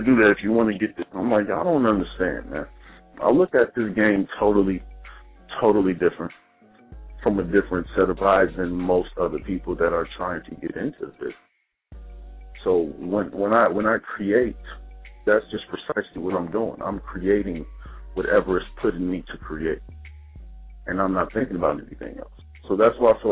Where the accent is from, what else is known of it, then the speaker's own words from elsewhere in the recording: Dayton, Ohio, United States; now in Maryland, United States; I'm more on the Maryland side, but I'm originally from Dayton, Ohio